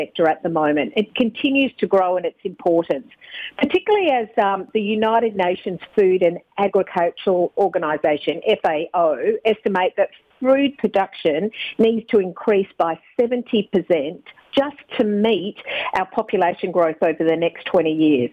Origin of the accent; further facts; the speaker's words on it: Country Western Australia, Australia; I'm from Country WA originally